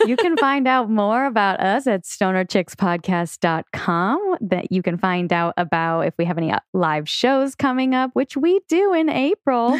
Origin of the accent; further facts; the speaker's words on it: Seattle, Washington, United States; moved away; we grew up in Seattle together